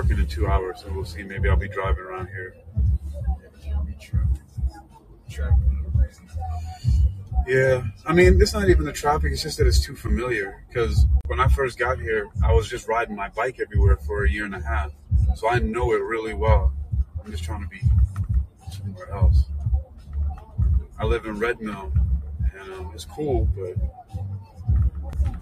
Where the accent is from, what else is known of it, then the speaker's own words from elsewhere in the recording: New York, United States; moved away; I'm from New York originally